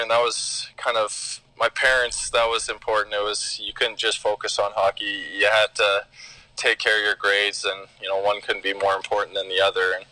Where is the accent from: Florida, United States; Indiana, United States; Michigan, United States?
Florida, United States; Boca Raton; also born or lived in St. Louis; my early childhood was was spent in Boca Raton down in Florida.